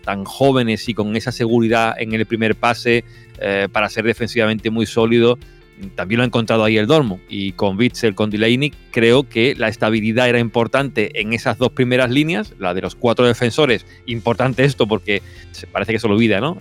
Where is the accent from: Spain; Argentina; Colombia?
Spain; moved away as an adult; now in Germany; yo estando aquí en Alemania y siendo español